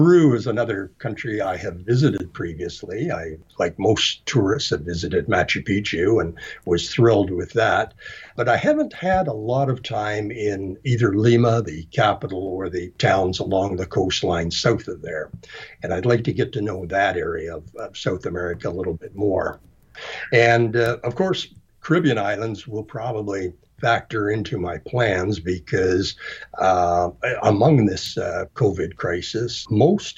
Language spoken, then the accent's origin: English; Canada; I'm Canadian